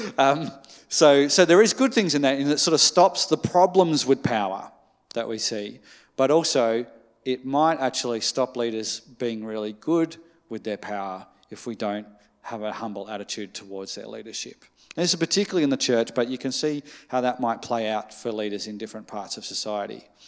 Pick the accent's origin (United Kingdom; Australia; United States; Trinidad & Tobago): Australia; as an Australian